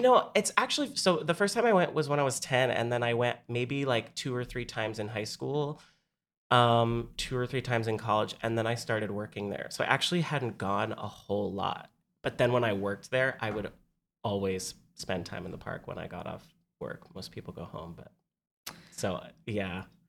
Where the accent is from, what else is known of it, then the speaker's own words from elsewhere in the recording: San Diego, California, United States; now in New York, United States; I'm from San Diego. So everybody that I grew up with had gone